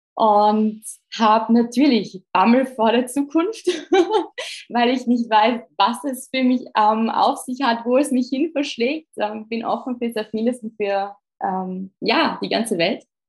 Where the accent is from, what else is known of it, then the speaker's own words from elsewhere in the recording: Innsbruck, Tyrol, Austria; moved away as an adult; also born or lived in Vienna, Austria; now in Brussels, Belgium; ich bin eigentlich aus Österreich, war die einzige Österreicherin